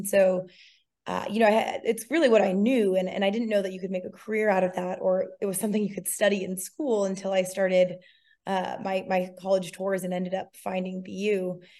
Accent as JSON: {"language": "English", "region": "Massachusetts", "country": "United States", "tie": "born or raised there", "said": "I did. I grew up just outside of Cape Cod."}